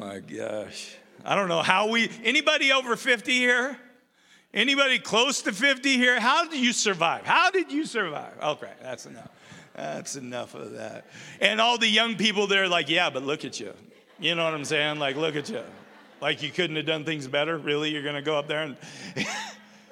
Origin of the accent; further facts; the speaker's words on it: Umatilla, Oregon, United States; now in Rupert, United States; I grew up in Umatilla, Oregon